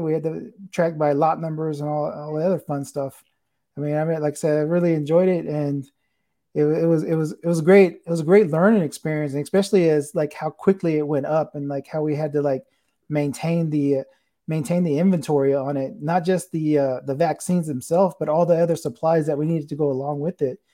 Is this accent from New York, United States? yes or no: no; San Antonio, Texas, United States; I'm from here. I'm from, uh, the San Antonio area